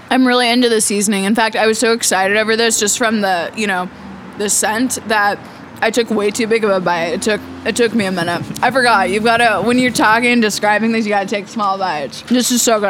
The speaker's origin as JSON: {"language": "English", "town": "Topeka", "region": "Kansas", "country": "United States", "tie": "born or raised there", "said": "I grew up in Topeka"}